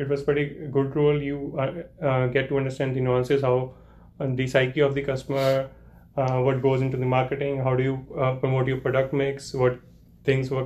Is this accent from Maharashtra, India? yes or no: no; Chandigarh, India; moved away as an adult; now in Canada; I come from Chandigarh. So Chandigarh is a pretty beautiful city in India.